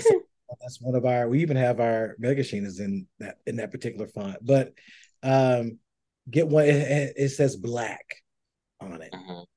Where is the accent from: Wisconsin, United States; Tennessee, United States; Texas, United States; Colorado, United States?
Tennessee, United States; I'm from Tennessee, from Swamp, all